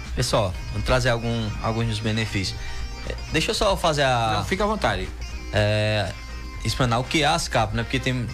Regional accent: São Domingos, Pernambuco, Brazil; also born or lived in Campina Grande; Nasci em Campina Grande, mas só fui nascer, né? E vim desde pequeno que a gente mora em São Domingos

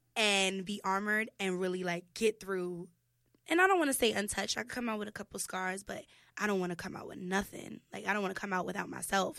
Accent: New York City, New York, United States; also born or lived in Soundview, Bronx; I grew up in Kip's Bay

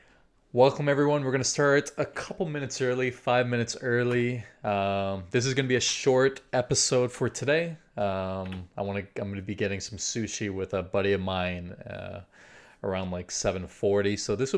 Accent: Brazil; also born or lived in Chile; I'm South American, right? So I'm Brazilian

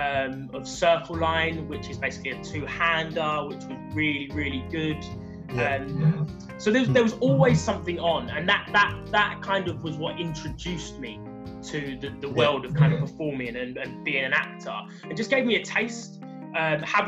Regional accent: London, United Kingdom; I grew up in the London borough of Bromley

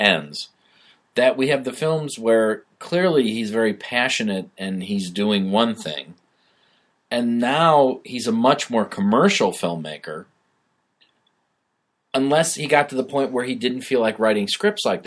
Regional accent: Bellwood, Illinois, United States; I grew up in Bellwood, Illinois

